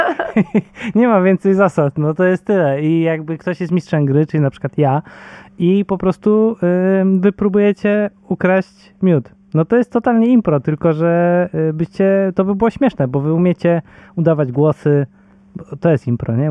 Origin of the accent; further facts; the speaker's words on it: Bydgoszcz, Kuyavian-Pomeranian Voivodeship, Poland; ja jestem z Bydgoszczy